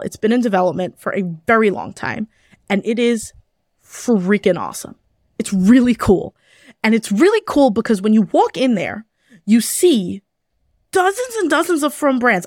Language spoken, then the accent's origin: English; New York City, New York, United States; I grew up in Kew Garden Hills